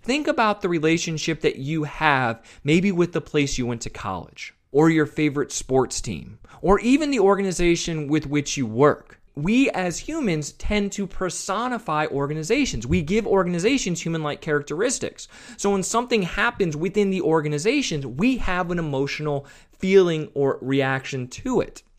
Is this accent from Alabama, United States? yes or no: no; Westerville, Ohio, United States; I grew up just outside of Columbus, Ohio, in a town called Westerville, Ohio